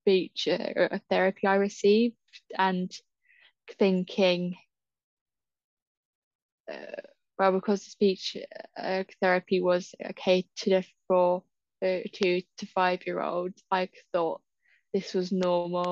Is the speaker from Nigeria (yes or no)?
no; Southampton, South East England, United Kingdom; I'm from Southampton